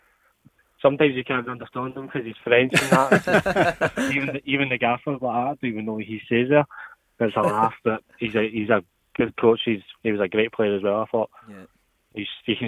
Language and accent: English; York, Yorkshire and the Humber, United Kingdom; He knew where I was from. I'm from York.